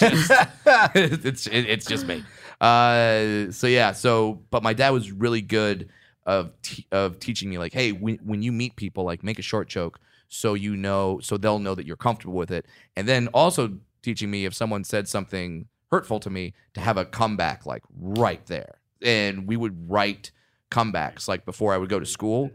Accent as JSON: {"language": "English", "area": "Orange County", "region": "California", "country": "United States", "tie": "born or raised there", "said": "when I was raised in Orange County"}